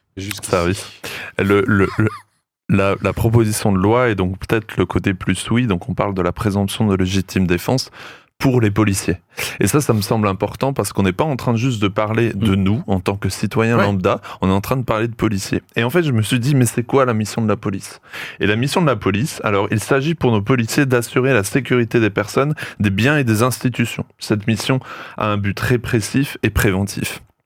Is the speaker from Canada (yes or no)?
no; France; chez nous en France